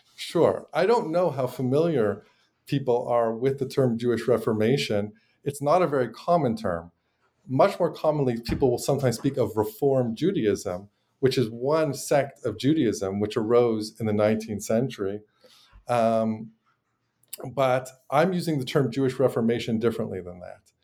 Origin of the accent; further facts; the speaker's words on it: Montreal, Quebec, Canada; moved away as an adult; now in United States; I'm originally from Montreal